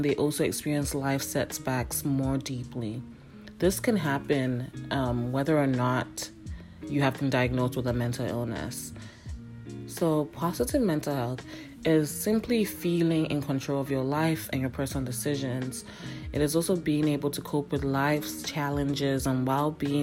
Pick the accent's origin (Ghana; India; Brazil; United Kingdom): Ghana; now in Canada; I grew up in Ghana